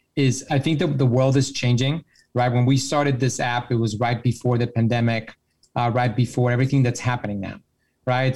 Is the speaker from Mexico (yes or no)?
yes; Mexico; I'm from Mexico